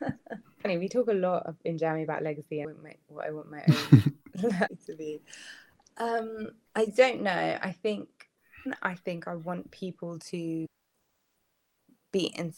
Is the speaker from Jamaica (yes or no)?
yes; Jamaica; I'm Jamaican.